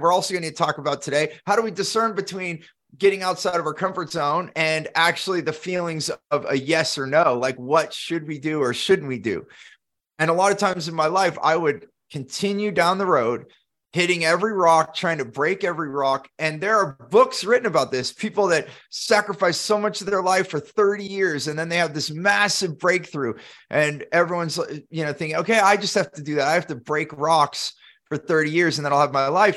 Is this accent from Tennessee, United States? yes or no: no; Silicon Valley, California, United States; growing up in Silicon Valley, California